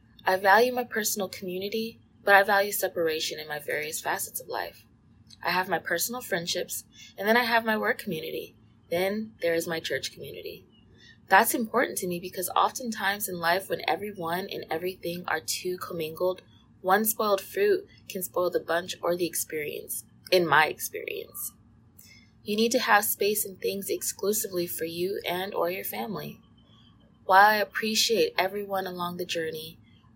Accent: California, United States; growing up in California

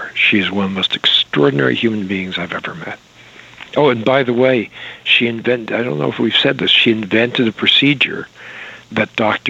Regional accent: New York City, New York, United States; I say that as a New Yorker

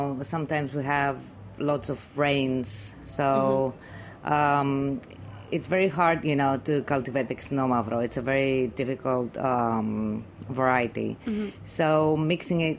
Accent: Goumenissa, Central Macedonia, Greece; We come from Humanissa, which is a small region

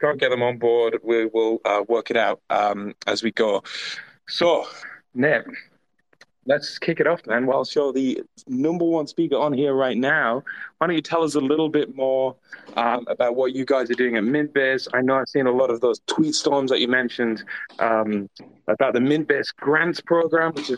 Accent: England, United Kingdom; accent: English; That's my English accent.

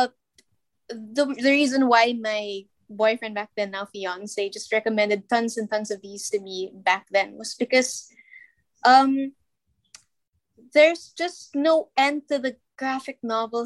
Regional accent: Philippines; we're from the Philippines.

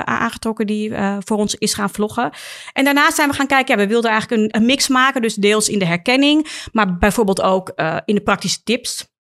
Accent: Amsterdam, North Holland, Netherlands; als geboren en getogen Amsterdammer

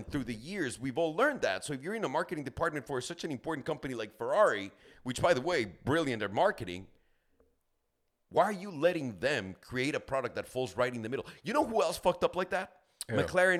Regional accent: Mexico; I grew up in Mexico, sure.

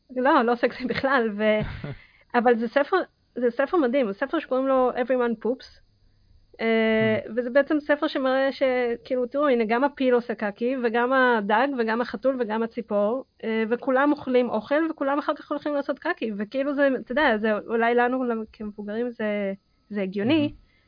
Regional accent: Israel; also born or lived in Kazakhstan; אני נולדתי בקזחסטן ועליתי בגיל 6 לישראל

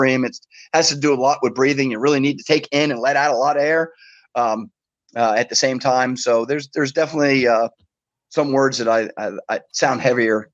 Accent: Miami, Florida, United States; I was born in Miami

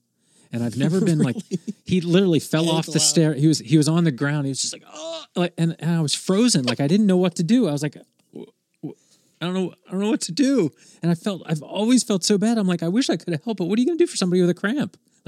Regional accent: East Coast, United States; I'm a guy from the East Coast.

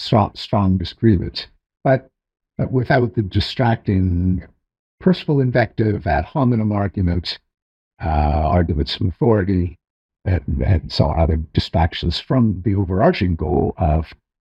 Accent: Canada; I'm Canadian.

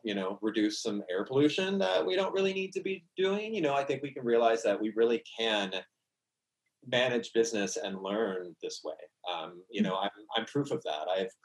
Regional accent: the South, Southern United States, United States; accent: Southern; my Southern accent just came out

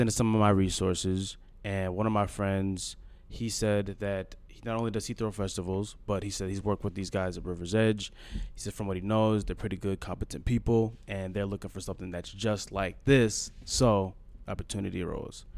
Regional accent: Brooklyn Park, Minnesota, United States; also born or lived in Eagan, Minnesota / Mankato, Minnesota; I'm from Brooklyn Park, Minnesota. Went to high school in Eagan, Minnesota.

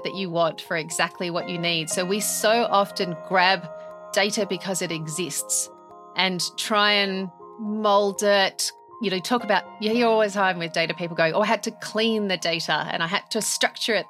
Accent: Australia; now in United Kingdom; I'm Australian. I live in the UK.

